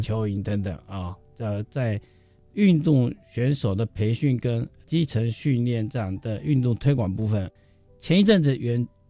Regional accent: Beigan, Lienchiang County, Taiwan; moved away as an adult; also born or lived in Nangan, Matsu; 从国小到国中，大概我都在北干岛，哎，我在北干岛上出生的，是，所以是。国民，呃，九年国民教育都在岛上，那高中以后就读了，到南干，马祖高中就读

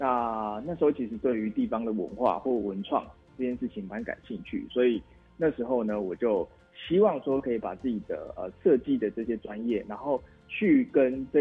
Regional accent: Yunlin County, Taiwan; 呃，其实我比较特别，是因为我不是在地人，哎，我是云林人，然后我从云林到平林这个地方，

